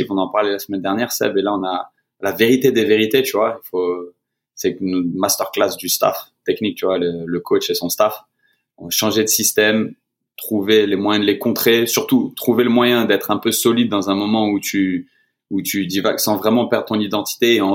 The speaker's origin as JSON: {"language": "French", "country": "France", "lives_now": "Atlanta, United States", "said": "Et encore plus en tant que Français, on se retrouve vraiment"}